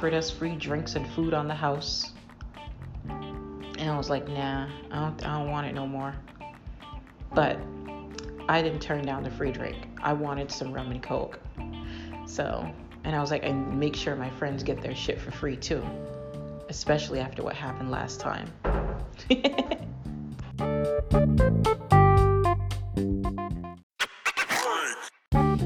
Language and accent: English; Massachusetts, United States; I'm from Massachusetts